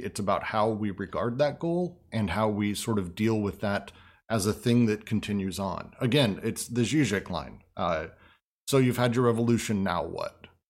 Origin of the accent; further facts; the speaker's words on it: Denver, Colorado, United States; moved away; also born or lived in San Francisco; I grew up in Denver